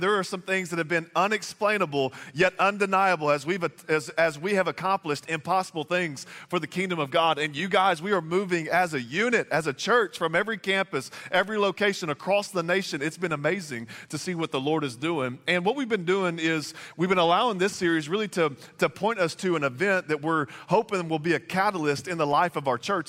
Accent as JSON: {"language": "English", "region": "Texas", "country": "United States", "also_born_or_lived": "Bossier City, Louisiana", "moved": "yes", "said": "I'm originally from Texas, but moved here from Bossier City, Louisiana"}